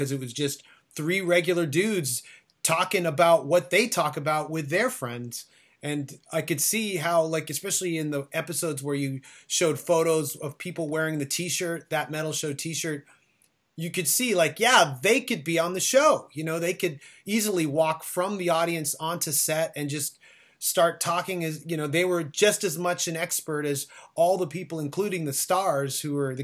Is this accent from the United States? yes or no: no; Canada; a Canadian band